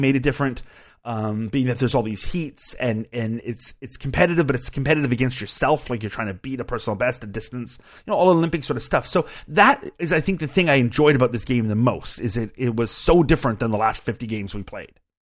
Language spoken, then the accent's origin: English; Canada; as a Canadian